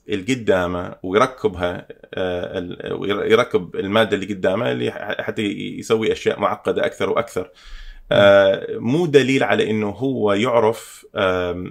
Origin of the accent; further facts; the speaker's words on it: Canada; تربيت هنا بكندا ف, ف... آه، عشت حياه غربيه لما كنت صغير في, في العمر أو... اوائل ال... ال... آه، يعني من عمري تقريبا 13 الى 17